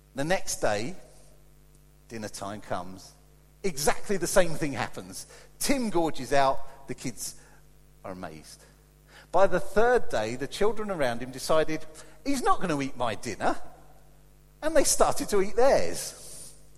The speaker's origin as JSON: {"language": "English", "country": "United Kingdom", "said": "as British people"}